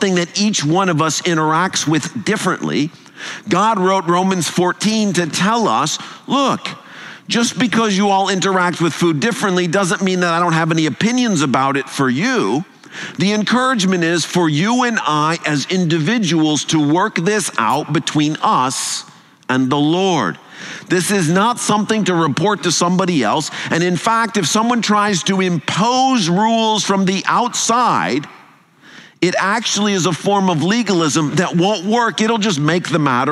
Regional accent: United States; also born or lived in England; I'm American

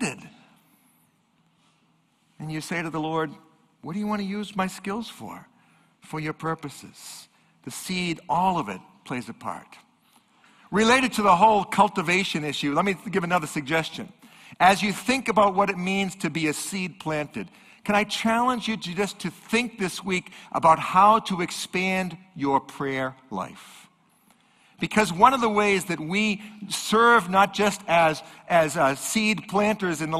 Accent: New England, United States; I'm from New England.

